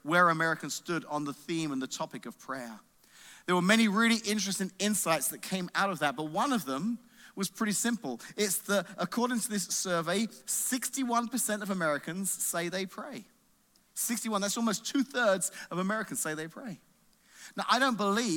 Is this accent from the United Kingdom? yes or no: yes; England, United Kingdom; moved away; I grew up in England, and our school system's different over there